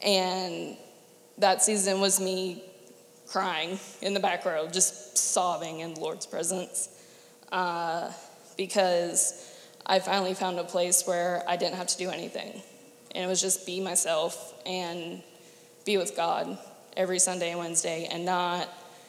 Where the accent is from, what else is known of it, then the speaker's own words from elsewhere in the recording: Andrews Air Force Base, Maryland, United States; born there; I was born on Andrews Air Force Base